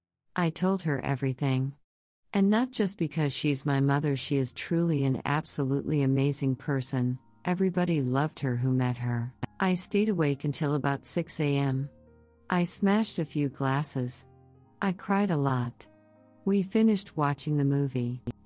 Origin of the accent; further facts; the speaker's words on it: Berlin, Germany; I'm sitting at my mother's desk right now, in her little office in our apartment that I grew up in Berlin.